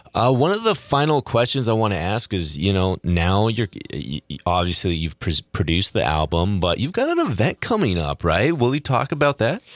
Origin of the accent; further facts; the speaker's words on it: Seattle, Washington, United States; moved away; me growing up in Seattle